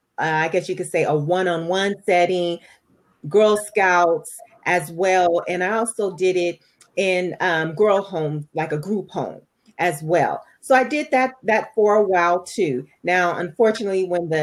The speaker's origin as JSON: {"language": "English", "town": "Los Angeles", "region": "California", "country": "United States", "tie": "born or raised there", "lives_now": "Perris, United States", "said": "I'm a native of Southern California. To be more exact, I'm from South Central"}